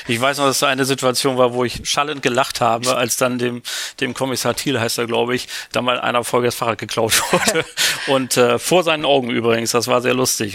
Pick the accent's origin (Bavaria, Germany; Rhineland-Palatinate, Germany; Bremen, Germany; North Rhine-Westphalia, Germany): Bremen, Germany; now in Hamburg, Germany; bin ich ja Bremer